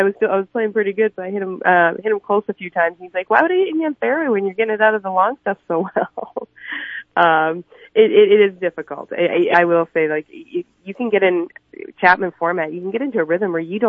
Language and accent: English; British Columbia, Canada; moved away as an adult; also born or lived in New Mexico / South Dakota; now in United States; I grew up in Canada, British Columbia, actually.